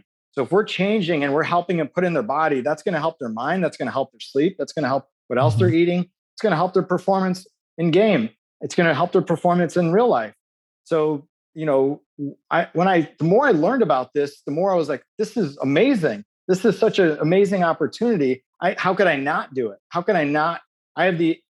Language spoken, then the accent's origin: English; Chicago, Illinois, United States; I grew up in Chicago